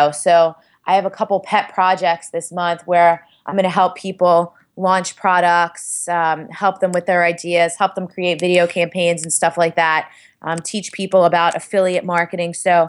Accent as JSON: {"language": "English", "town": "Staten Island", "region": "New York", "country": "United States", "said": "I'm from Staten Island. I'm Italian and Puerto Rican."}